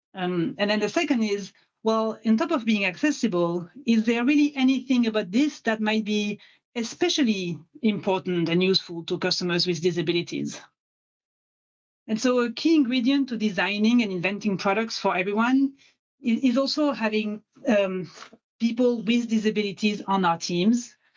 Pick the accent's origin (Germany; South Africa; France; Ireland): France; accent: French; English is a second language; moved away as an adult; now in Seattle, United States; as you can tell with my accent, I'm French.